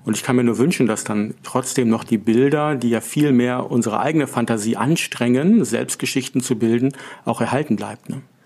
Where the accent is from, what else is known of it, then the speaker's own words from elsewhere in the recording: Northern Germany, Germany; als Norddeutsche, wir kommen ähm, von der Küste